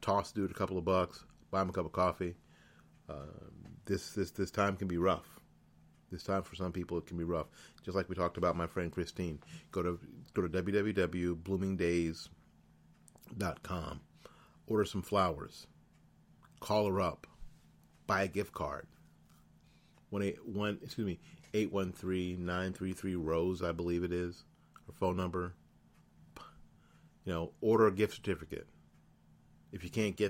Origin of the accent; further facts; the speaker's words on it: Florida, United States; also born or lived in New Jersey; I'm from flipping New Jersey, and I've lived all my life in Florida